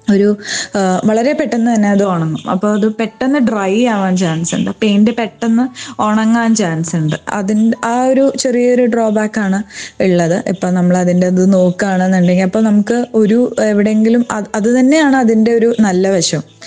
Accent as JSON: {"language": "Malayalam", "town": "Tripunithura", "region": "Kerala", "country": "India", "tie": "born or raised there", "also_born_or_lived": "Chennai / Bangalore", "said": "ഞാൻ എൻ്റെ വീടിനടുത്ത് എറണാകുളത്ത് തൃപ്പൂണിത്രയിലായിരുന്നു താമസിച്ചുകൊണ്ടിരുന്നത്"}